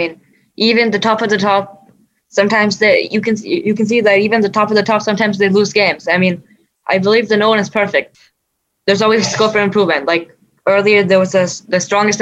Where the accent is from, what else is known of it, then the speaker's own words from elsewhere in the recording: United States; I was born and brought up here in the US.